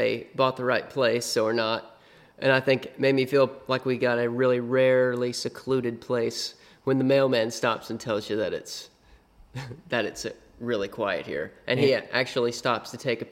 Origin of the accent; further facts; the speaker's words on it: North Carolina, United States; moved away as an adult; now in Saugerties, United States; I'm from North Carolina originally, and my dad was a potter